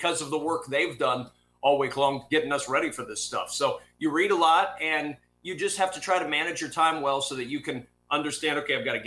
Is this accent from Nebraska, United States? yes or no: yes; Nebraska, United States; I'm a kid from Nebraska who grew up watching games on television